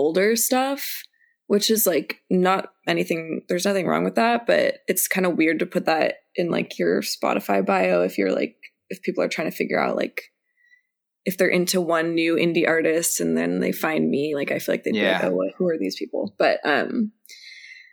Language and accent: English; Aliso Viejo, California, United States; also born or lived in Los Angeles; I grew up in Aliso Viejo